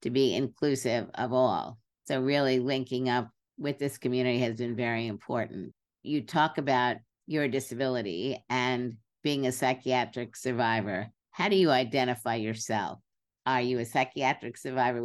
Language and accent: English; New York City, New York, United States; moved away as an adult; also born or lived in Berkeley; I grew up in Brooklyn and I was there till I was about 25, then went out to Berkeley